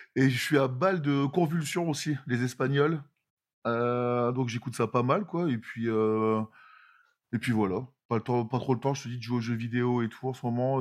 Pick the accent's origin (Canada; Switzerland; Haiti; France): France; near Lille, Hauts-de-France; on est euh, de France, du nord de la France, à côté de Lille